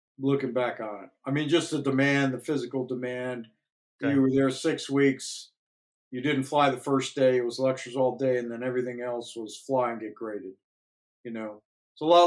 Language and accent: English; Northeast Ohio, United States; we grew up in Northeast Ohio